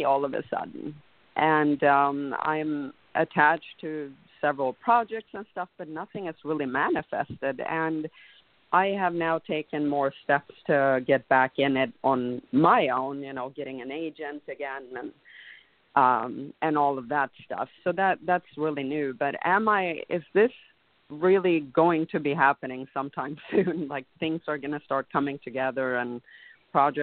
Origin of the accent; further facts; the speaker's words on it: Sweden; now in Los Angeles, United States; I'm from Sweden originally, and I'm here in the U.S. In Los Angeles, and I've been here for a long time.